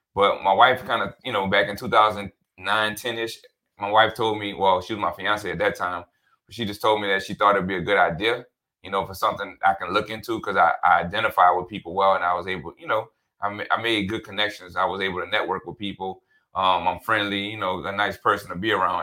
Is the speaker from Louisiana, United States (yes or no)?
yes; New Orleans, Louisiana, United States; also born or lived in Denton, Texas; born and raised in New Orleans.